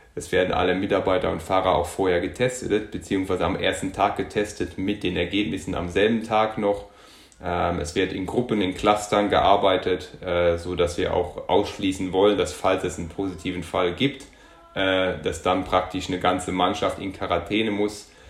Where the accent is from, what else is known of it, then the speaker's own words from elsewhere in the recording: Luxembourg; moved away as an adult; also born or lived in Munich, Germany; now in Germany; ich bin gebürtiger Luxemburger, also habe bis zum 19. Lebensjahr in Luxemburg gewohnt, bin dann nach Deutschland, nach München zum Studieren gegangen